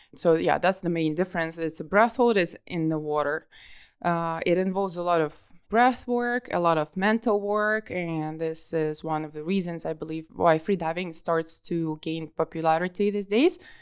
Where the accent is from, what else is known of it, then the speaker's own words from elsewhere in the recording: Kharkiv, Kharkiv Oblast, Ukraine; moved away as an adult; also born or lived in Dahab, Egypt; I'm from Kharkiv, from the city which is eight hundred kilometers away from the sea